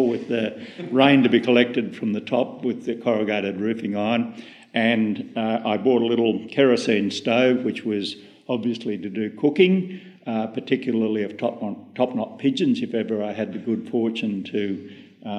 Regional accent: Baradine, New South Wales, Australia; It's a hot town, but also surprisingly cold in winter

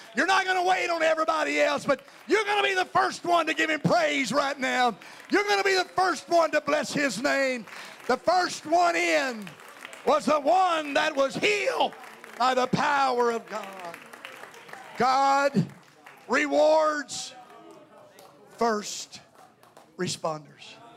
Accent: North Carolina, United States; I'm a southerner. I'm from North Carolina.

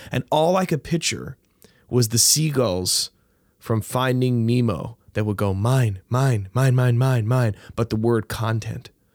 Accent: St. John's, Newfoundland and Labrador, Canada; I grew up near Wishing Well Park, and that used to be the dump

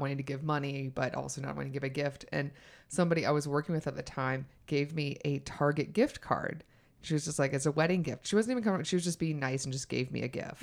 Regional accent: the South, United States; moved away; also born or lived in New York; I'm from the South

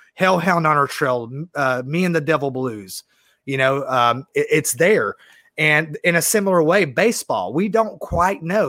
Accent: Georgia, United States; I love being from the South

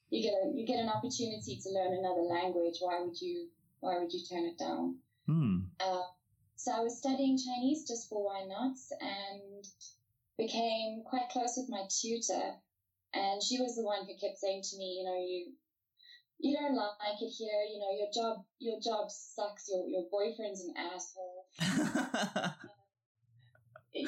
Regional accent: South Africa; also born or lived in France / Central Africa; I was actually born in France, I was born in Paris. My dad was a diplomat, so we were kind of shunted around the world for a while, playing spy games. So after France, we lived in Central Africa for, I think, just under 2 years.

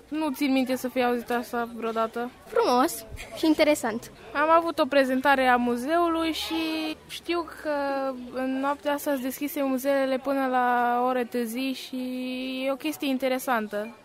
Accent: Țara Moților, Alba County, Romania; ca și preot, ca și moț în primul rând

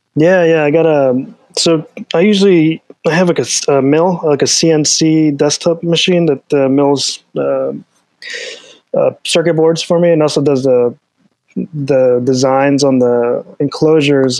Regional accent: Delaware, United States; now in Alexandria, United States; I'm from Delaware originally.

